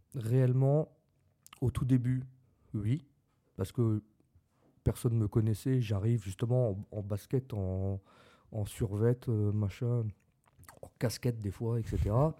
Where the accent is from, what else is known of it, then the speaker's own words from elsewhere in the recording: Lorraine, Grand Est, France; On, on était lorrain, bon maintenant on l'est même plus parce que c'est le Grand Est, mais avant on était lorrain